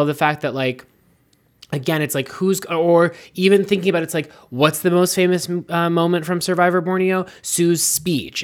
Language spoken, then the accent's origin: English; United States; I'm an American.